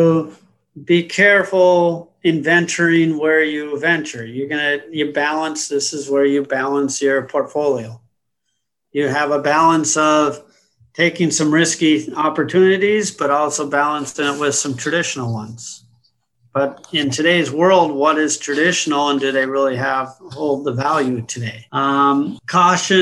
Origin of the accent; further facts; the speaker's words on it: United States; also born or lived in London; I'm an American. I was born and raised in the U.S.